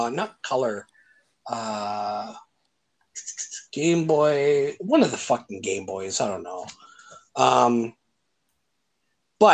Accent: Canada; my family was more into hockey because we're Canadian

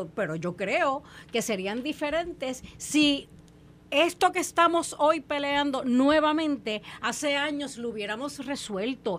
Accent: Puerto Rico; como puertorriqueña

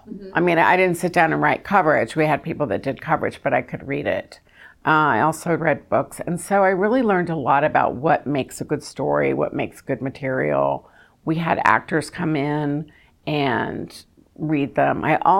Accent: the South, United States; which I was really excited about doing that movie because I'm from the South

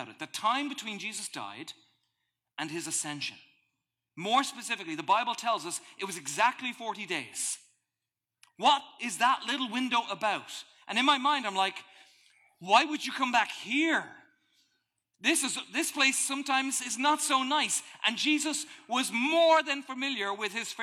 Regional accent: Ireland; moved away; welcome to my home country

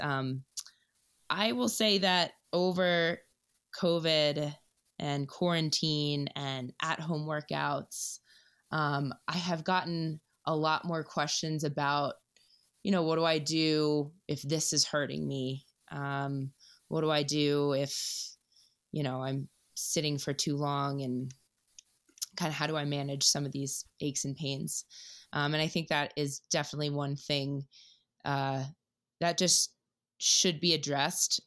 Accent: Baltimore, Maryland, United States; moved away as an adult; now in New York City, United States; I'm from Baltimore, but I've been in New York for about three ish years now

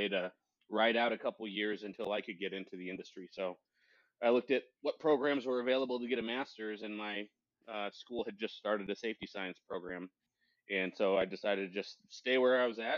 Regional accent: Western Washington, United States; also born or lived in Spokane, Washington / Arizona; I was born in Spokane, Washington. And, when I was young, I moved from Eastern Washington out to Western Washington. And that's kind of where I did a lot of my growing up

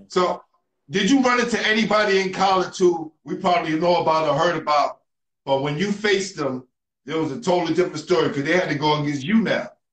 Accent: New York City, New York, United States; I grew up in New York City

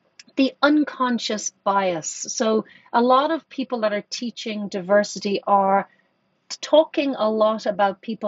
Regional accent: Ireland; I grew up in Ireland. I grew up in Catholic Ireland.

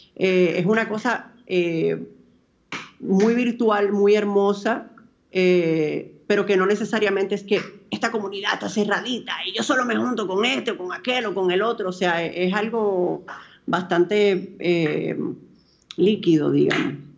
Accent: Dominican Republic; born or raised there

